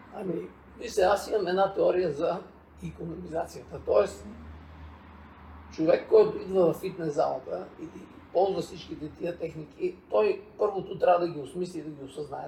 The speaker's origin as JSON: {"language": "Bulgarian", "country": "Bulgaria", "said": "сме си българи"}